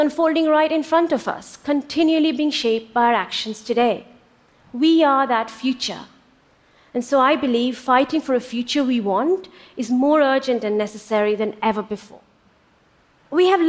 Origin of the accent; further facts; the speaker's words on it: India; moved away; When I was growing up in India in the late 70s and early 80s